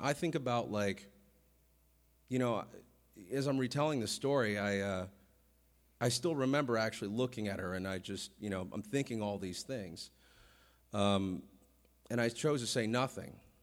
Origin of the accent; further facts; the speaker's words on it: Vallejo, California, United States; I'm from Vallejo